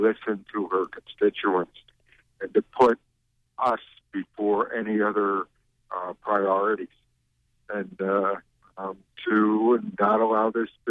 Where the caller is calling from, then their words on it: Belmont, Maine, United States; I'm calling from Belmont, Maine.